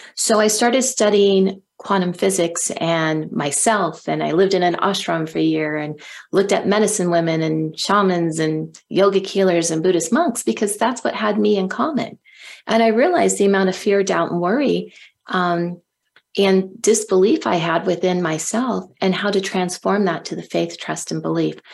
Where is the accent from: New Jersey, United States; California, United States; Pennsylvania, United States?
California, United States; Silicon Valley; I grew up in California um, and um, in Silicon Valley